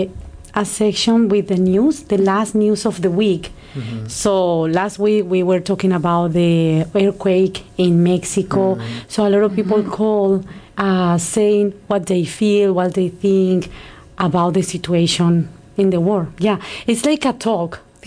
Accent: Colombia; moved away as an adult; now in Canada; I am from Colombia

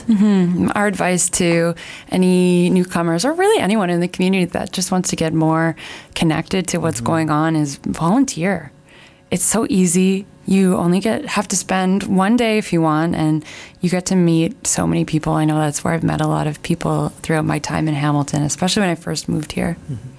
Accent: Canada; as a Canadian

